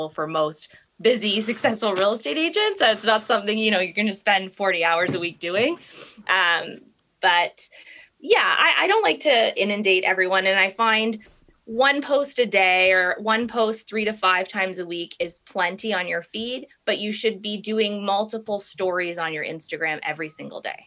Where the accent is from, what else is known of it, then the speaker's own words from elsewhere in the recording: Toronto, Ontario, Canada; Grew up, born and raised in Toronto, married with kids now, live in the East End of Toronto